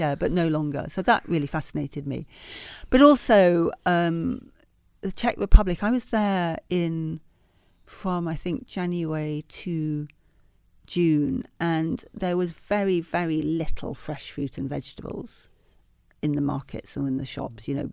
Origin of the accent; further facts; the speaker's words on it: Leeds, Yorkshire and the Humber, United Kingdom; I grew up in Leeds in Yorkshire